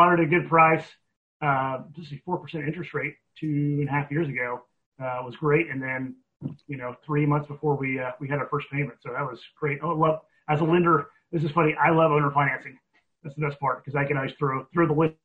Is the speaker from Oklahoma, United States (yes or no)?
yes; Oklahoma, United States; I'm from Oklahoma